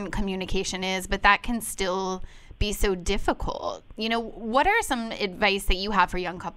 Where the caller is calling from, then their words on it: Boston, Massachusetts, United States; I'm calling from Boston, Massachusetts.